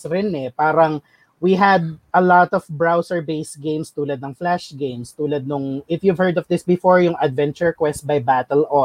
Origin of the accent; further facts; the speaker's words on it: Quezon, Calabarzon, Philippines; sa province namin sa Quezon